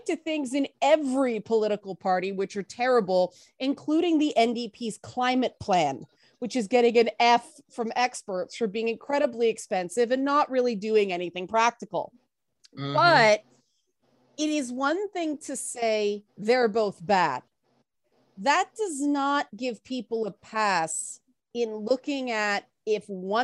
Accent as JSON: {"language": "English", "country": "Canada", "said": "I'm a Canadian"}